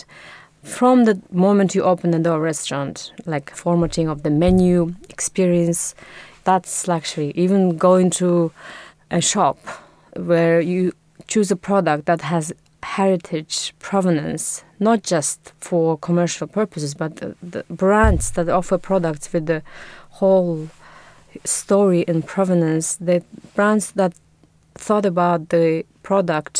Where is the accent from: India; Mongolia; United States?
Mongolia; moved away as an adult; also born or lived in Budapest, Hungary; now in London, United Kingdom; I'm from Mongolia, where I spent my first 18 years, and then I moved to Budapest to study design and textile.